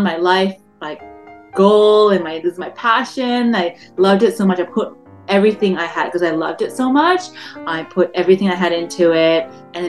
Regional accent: Melbourne, Victoria, Australia; moved away as an adult; also born or lived in Malaysia; now in Toronto, Canada; I grew up in Melbourne

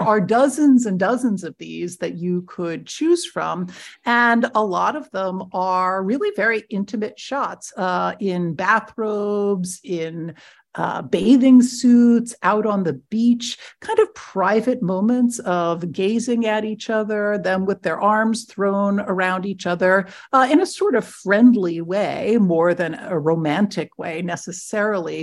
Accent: near Media, Pennsylvania, United States; a very small regional office in Media, Pennsylvania, which actually happens to be right next to my hometown

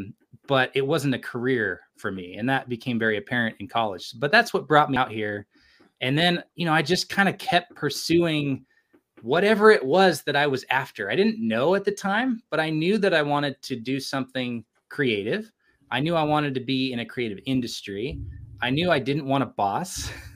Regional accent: California, United States; now in Provo, Utah, United States; I grew up in California

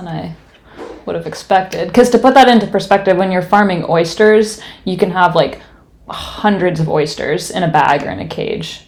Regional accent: West Coast, United States; moved away; I'm from the West Coast and that is how I learned to pronounce it.

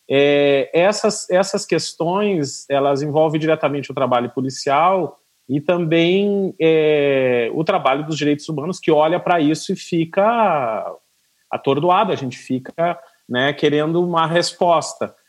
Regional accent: Rio Grande, Rio Grande do Sul, Brazil; moved away; eu sou do Rio Grande do Sul, sou de Rio Grande, Rio Grande do Sul

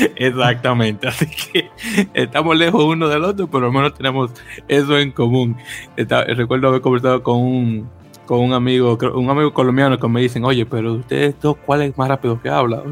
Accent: Santo Domingo, Dominican Republic; now in United States; yo soy, yo soy de Santo Domingo, República Dominicana

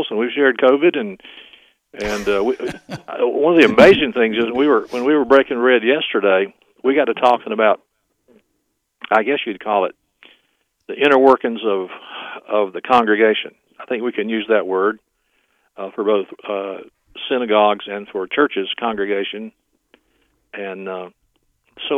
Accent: Florala, Alabama, United States; there were several Jewish families in my hometown of Florala, Alabama

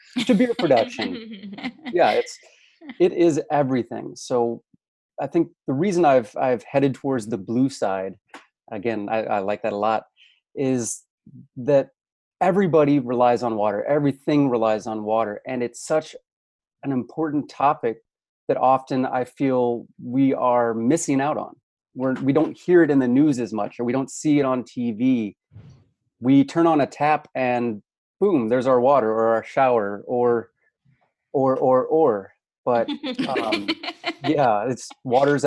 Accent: St. Louis, Missouri, United States; accent: Midwest; I'm originally from the Midwest

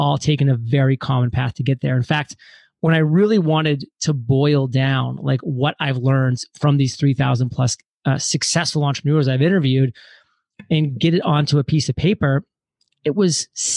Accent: Maine, United States; moved away; also born or lived in Providence, Rhode Island; born and raised in Maine, went to school in Providence, Rhode Island

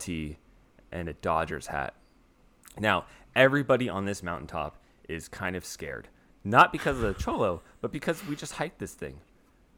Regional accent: Salinas, California, United States; moved away; We come from Salinas, California

